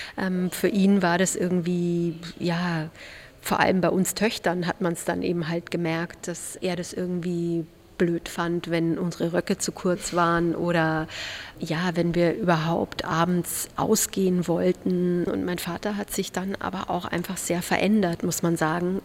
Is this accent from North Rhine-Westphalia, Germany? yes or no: no; Erding, Bavaria, Germany; wir irgendwie noch nicht bereit dafür als Kinder in Erding